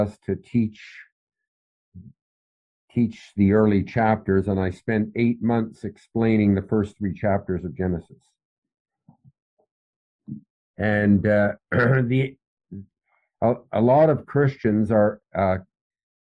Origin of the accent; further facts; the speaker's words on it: Canada; also born or lived in Philippines; My father and mother were missionaries in the Philippine Islands. I lived in the Philippine Islands until I was almost six. But I'm originally from Canada.